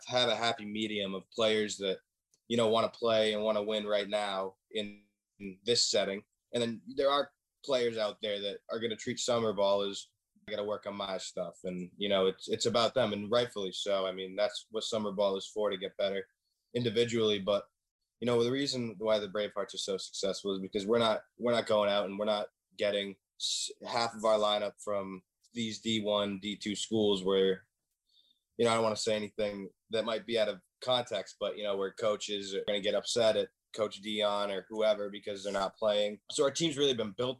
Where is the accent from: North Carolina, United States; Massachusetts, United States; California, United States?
Massachusetts, United States; Worcester; I'm from the Worcester area, 5 minutes away